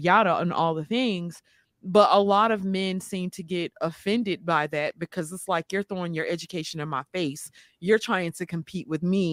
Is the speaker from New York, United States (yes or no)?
no; Mississippi, United States; now in Georgia, United States; I'm from Mississippi